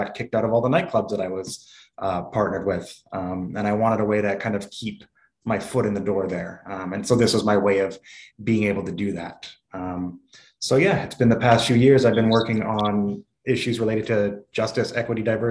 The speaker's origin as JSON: {"language": "English", "town": "Vancouver", "region": "British Columbia", "country": "Canada", "tie": "born or raised there", "said": "I was born in Vancouver, you know, half white, half black kid raised by my white mother in an Asian neighborhood"}